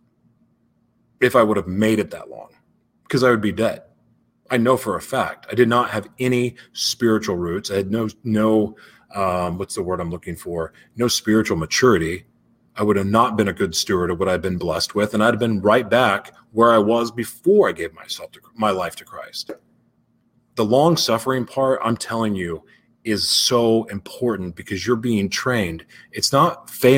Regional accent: Oklahoma City, Oklahoma, United States; moved away; also born or lived in Los Angeles; Growing up in Oklahoma City

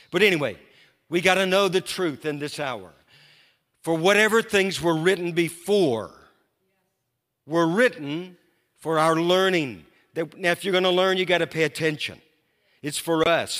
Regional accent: Louisiana, United States; now in Moravian Falls, United States; I grew up in Louisiana

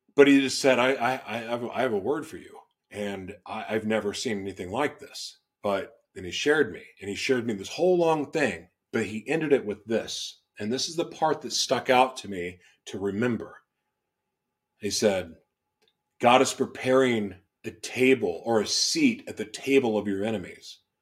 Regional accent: Oklahoma, United States; also born or lived in Los Angeles / Florida; now in Minnesota, United States; where I grew up in Oklahoma, you're checking the box if you go to church.

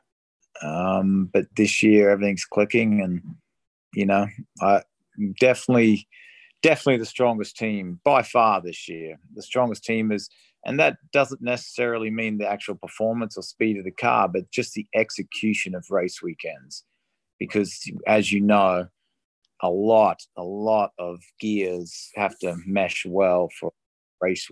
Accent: Australia; moved away; I grew up in Australia

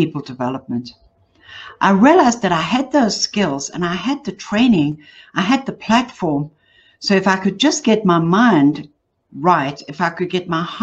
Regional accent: Johannesburg, Gauteng, South Africa; I'm from South Africa. So if you're wondering where the accent from, that's what it is. I grew up in Johannesburg.

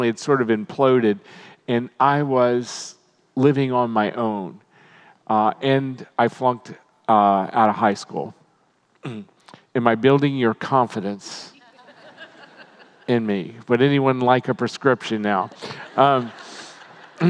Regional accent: Maryland, United States; when I was a little kid, I grew up in Maryland, dairy farming country

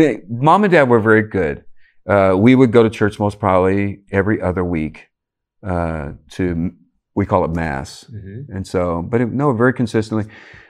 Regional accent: Cajun community, Louisiana, United States; born or raised there

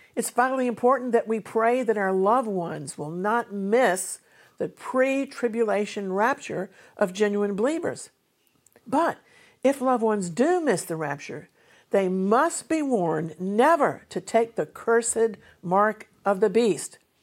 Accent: United States; also born or lived in United Kingdom; an American who holds dual nationality, both American and British

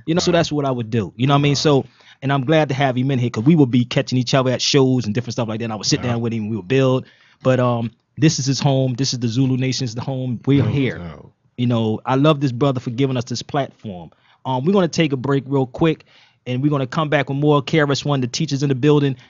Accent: Philadelphia, Pennsylvania, United States; now in Las Vegas, United States; I'm from Philly, calling from Las Vegas

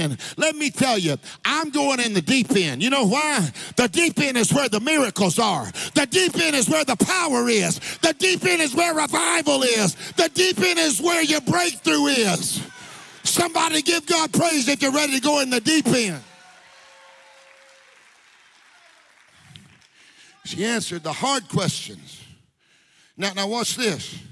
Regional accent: United States; I'm an American.

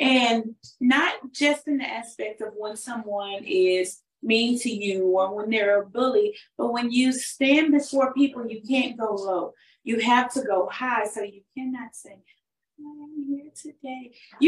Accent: Houston, Texas, United States; Yes, right. Yes. In Houston, Texas.

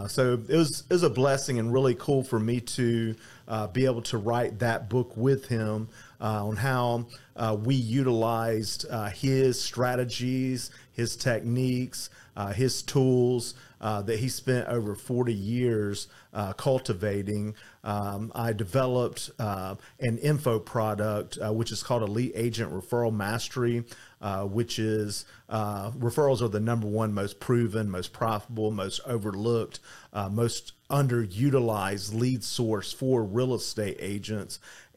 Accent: Atlanta, Georgia, United States; now in Miami Beach, United States; I'm from Atlanta, Georgia originally, and I live in Miami Beach now.

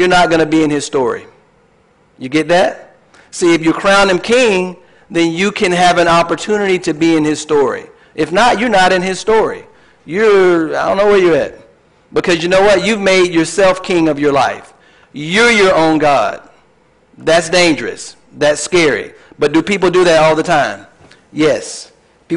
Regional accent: Tallahassee, Florida, United States; I was born in Tallahassee, Florida, went to high school, went to the Army, got married

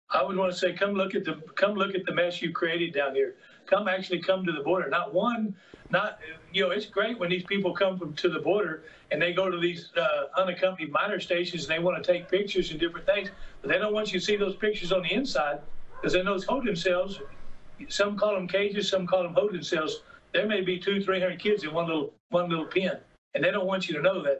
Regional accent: Uvalde, Texas, United States; I was raised in Uvalde as a Catholic

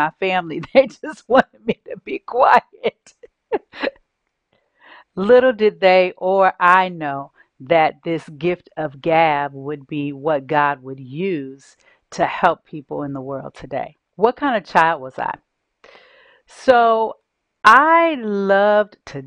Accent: San Francisco, California, United States; As a young child, I grew up in San Francisco, California, with a single mom

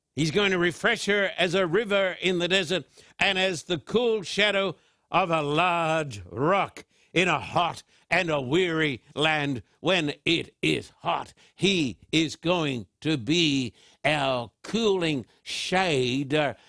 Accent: Brisbane, Queensland, Australia; born or raised there

